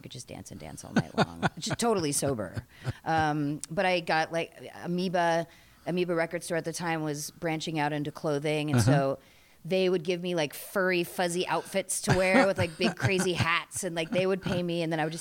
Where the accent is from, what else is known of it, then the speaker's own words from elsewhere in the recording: Eugene, Oregon, United States; also born or lived in San Francisco / New York; now in Portland, United States; I'm from Eugene, essentially, outside Eugene